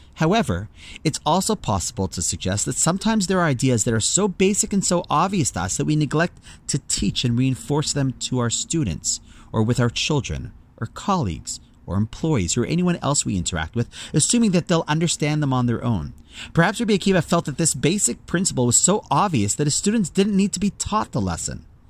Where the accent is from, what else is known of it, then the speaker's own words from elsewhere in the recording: Toronto, Ontario, Canada; my hometown of Toronto